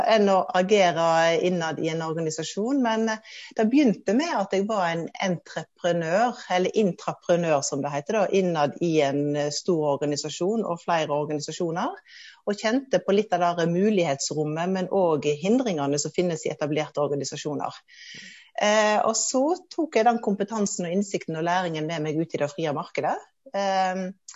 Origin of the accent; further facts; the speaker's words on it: Hardanger, Western Norway, Vestland, Norway; moved away as an adult; now in Oslo, Norway; Jeg er oppvokst i Hardanger, på Vestlandet i Norge. Men har de siste 20 årene bodd og jobba her i Oslo